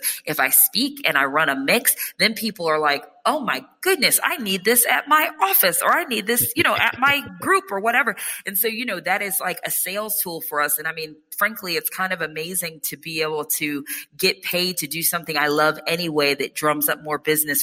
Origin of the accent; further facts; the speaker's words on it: Nashville, Tennessee, United States; moved away as an adult; also born or lived in New York; my parents' property was in Nashville